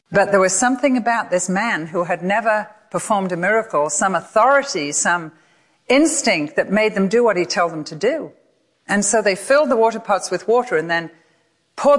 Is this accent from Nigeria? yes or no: no; England, United Kingdom; moved away as an adult; now in United States; I come from England